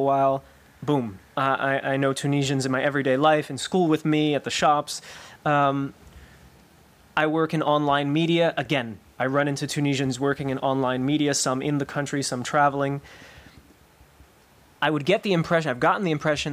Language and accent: English; United States; I'm not just talking as an American